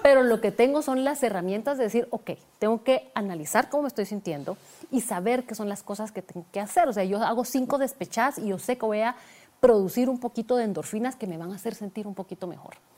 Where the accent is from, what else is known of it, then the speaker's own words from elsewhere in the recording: Guatemala; moved away as an adult; also born or lived in Switzerland; mudarme de Guatemala para Suiza